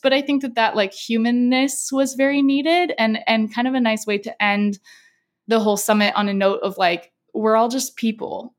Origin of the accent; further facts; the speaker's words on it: San Diego, California, United States; I'm from San Diego